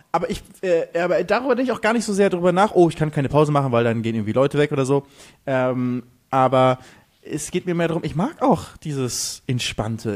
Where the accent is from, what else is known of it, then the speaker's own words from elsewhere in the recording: Germany; moved away as an adult; now in Mallorca, Spain; ich bin Deutscher